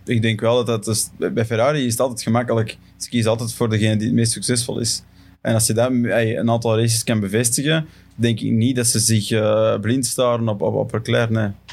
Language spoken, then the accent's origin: Dutch; Belgium; voor ons als Belgen